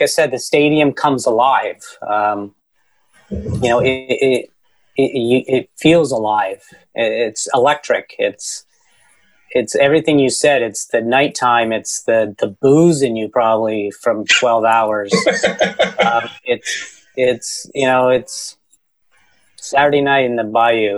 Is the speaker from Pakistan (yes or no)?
no; Canada; I'm from Canada